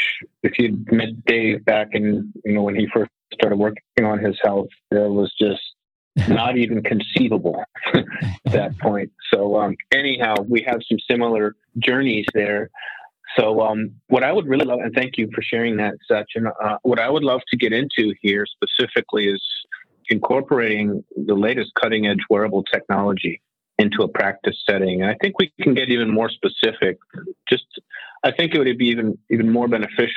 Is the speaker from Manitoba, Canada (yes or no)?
yes; Winnipeg, Manitoba, Canada; I was raised in small town Winnipeg